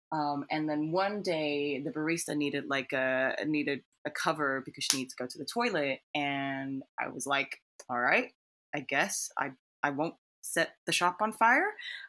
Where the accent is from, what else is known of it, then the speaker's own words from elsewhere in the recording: Singapore; born there; moved away as an adult; also born or lived in United Kingdom; So I was born in Singapore, but then I flew to the United Kingdom for university.